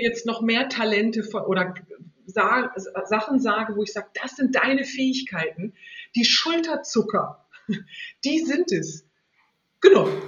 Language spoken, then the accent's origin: German; Northern Germany, Germany; now in Switzerland; ich komme aus Norddeutschland und das weite, flache Land, das ist in meinen Genen drin, auch wenn ich jetzt in der Schweiz lebe